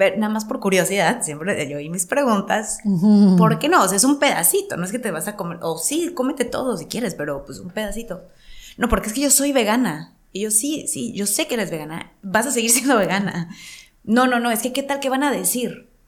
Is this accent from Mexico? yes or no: yes; Mexico; como actriz o como mujer o como mexicana en la cultura que crecí, como más a la antigüita